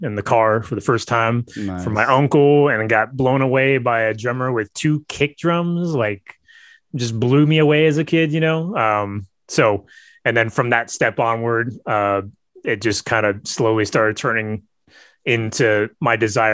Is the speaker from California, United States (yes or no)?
yes; East Bay, California, United States; So I live in the San Francisco Bay Area. I grew up in the East Bay.